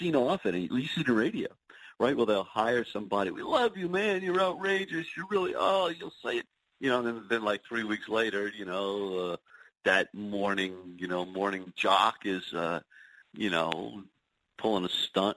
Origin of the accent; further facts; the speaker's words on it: New Orleans, Louisiana, United States; now in New York, United States; I grew up in New Orleans